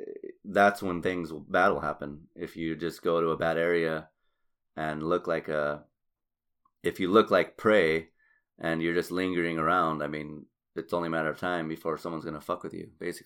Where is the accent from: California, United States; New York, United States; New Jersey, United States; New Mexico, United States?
New Mexico, United States; Albuquerque; growing up in Albuquerque